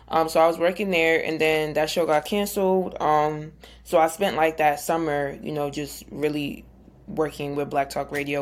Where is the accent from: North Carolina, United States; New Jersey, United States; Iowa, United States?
New Jersey, United States; I'm from Jersey, big Jersey.